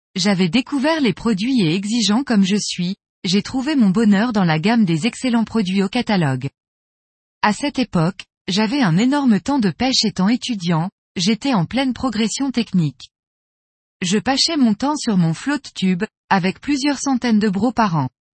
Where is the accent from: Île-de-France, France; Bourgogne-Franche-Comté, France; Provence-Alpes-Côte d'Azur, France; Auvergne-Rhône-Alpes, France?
Auvergne-Rhône-Alpes, France; Lyon; now in Chambéry, France; J'ai grandi à Lyon